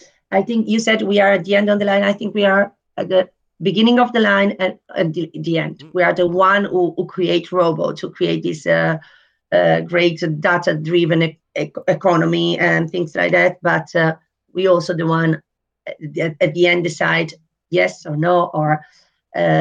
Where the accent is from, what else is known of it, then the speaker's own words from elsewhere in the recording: Italy; now in Netherlands; I was born in Italy.